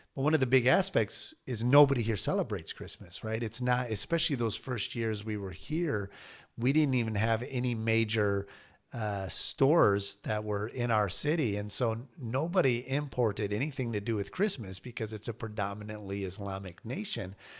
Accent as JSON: {"language": "English", "region": "Michigan", "country": "United States", "tie": "born or raised there", "moved": "as an adult", "said": "growing up in Michigan"}